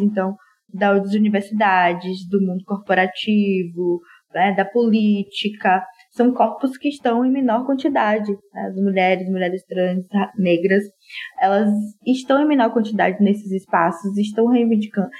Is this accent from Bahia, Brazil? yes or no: yes; Salvador, Bahia, Brazil; moved away as an adult; now in São Paulo, Brazil; sou soteropolitana